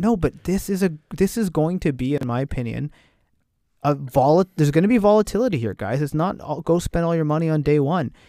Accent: Canada; we're Canadian

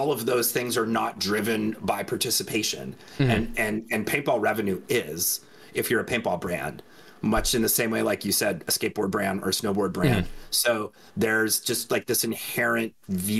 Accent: Denver, Colorado, United States; I grew up in Denver

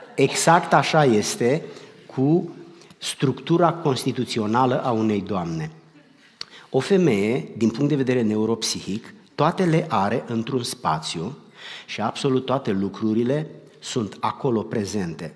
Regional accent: Romania; moved away; noi am plecat din România

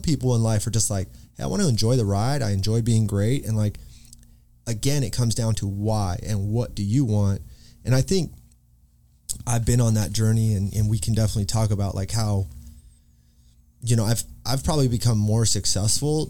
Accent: Grand Canyon Village, Arizona, United States; moved away; Up in the village, like of the national park

